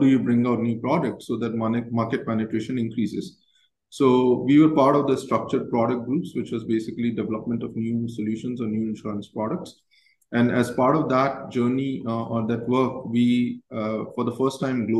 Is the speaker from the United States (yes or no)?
no; Jodhpur, Rajasthan, India; I basically was born and brought up in Jodhpur, and it's a small town, I would say tier two city in the country